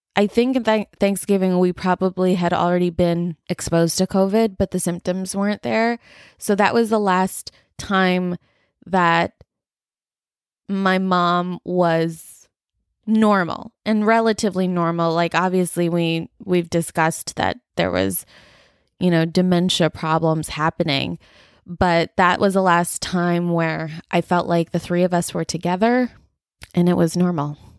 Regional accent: United States; I'm a first generation, um, like, Indian American here

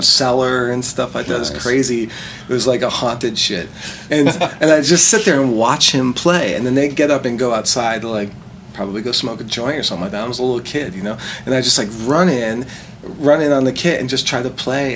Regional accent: Scranton, Pennsylvania, United States; moved away; I'm from Northeastern Pennsylvania. I went to high school in Scranton

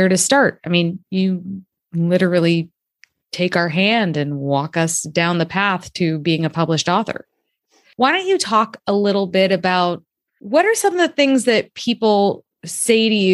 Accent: Canada; I grew up in Canada

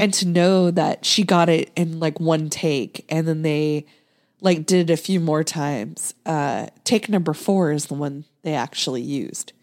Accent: Nebraska, United States; I grew up in, in Nebraska

